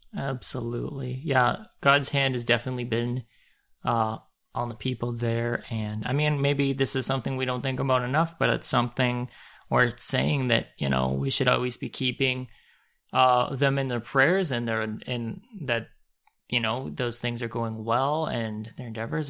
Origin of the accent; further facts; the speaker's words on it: Canada; as a Canadian